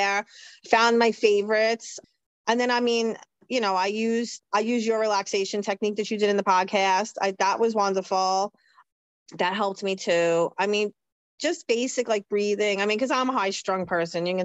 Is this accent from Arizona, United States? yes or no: no; New York, United States; I'm from New York. We talk fast